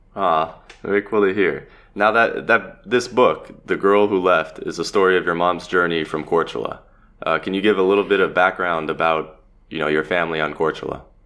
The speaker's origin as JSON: {"language": "English", "town": "Los Angeles", "region": "California", "country": "United States", "tie": "born or raised there", "moved": "as an adult", "lives_now": "Zagreb, Croatia", "said": "Born and raised in Los Angeles, I'm now living in Zagreb"}